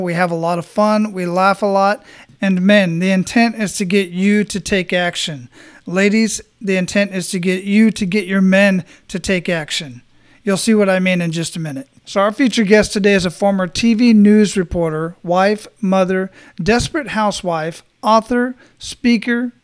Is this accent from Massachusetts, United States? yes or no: no; Phoenix, Arizona, United States; now in Tampa, United States; I was born and raised in Phoenix, and I've lived all over that area